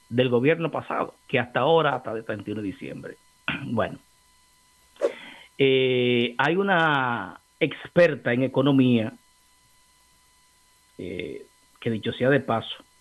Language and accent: Spanish; Santo Domingo Este, Distrito Nacional, Dominican Republic; Ay, yo soy de Santo Domingo Este.